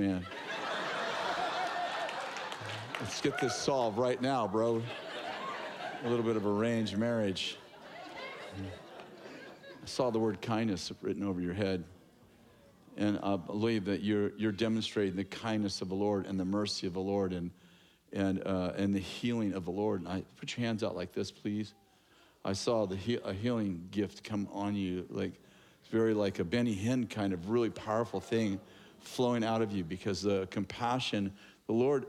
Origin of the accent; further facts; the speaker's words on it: Sunnyvale, California, United States; moved away as an adult; also born or lived in Lewiston, California; We were born and raised in Sunnyvale, San Jose area